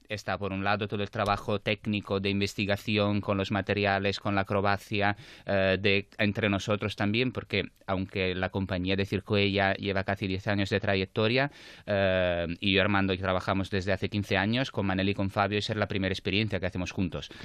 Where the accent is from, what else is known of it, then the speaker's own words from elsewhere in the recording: Naples, Campania, Italy; Spanish is a second language; moved away as an adult; also born or lived in Madrid; now in Barcelona, Spain; soy napolitano, sí. Aunque lleve 15 años aquí